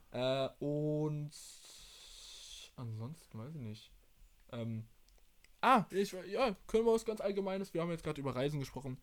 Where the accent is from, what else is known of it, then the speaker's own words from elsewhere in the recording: Germany; bei uns in Deutschland